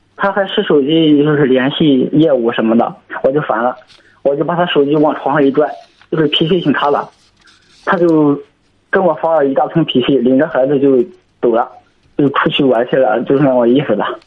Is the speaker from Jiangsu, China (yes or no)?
no; Zhangqiu, Shandong, China; 我是山东庄秋的